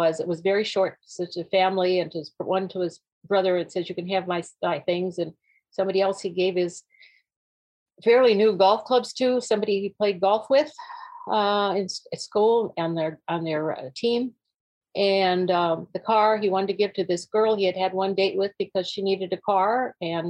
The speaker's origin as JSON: {"language": "English", "region": "North Dakota", "country": "United States", "tie": "born or raised there", "said": "We were born and raised in North Dakota, my husband and I both"}